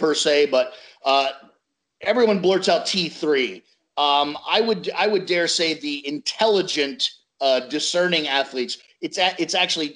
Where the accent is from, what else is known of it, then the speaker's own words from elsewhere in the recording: United States; I'm American